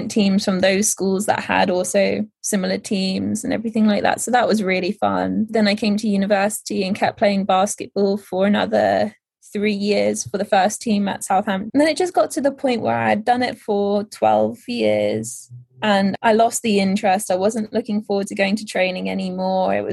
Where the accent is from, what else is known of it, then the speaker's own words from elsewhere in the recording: Netherlands; so I grew up in the Netherlands at this point.